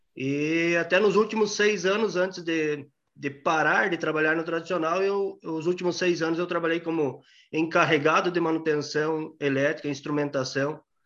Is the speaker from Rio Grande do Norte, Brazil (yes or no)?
no; Pranchita, Paraná, Brazil; moved away as an adult; Nasci lá na, no município de Pranchita, no sudoeste do Paraná, bem na fronteira com a Argentina. Por pouco não nasci argentino, mas aí fiquei, fiquei no interior até, até os 21 anos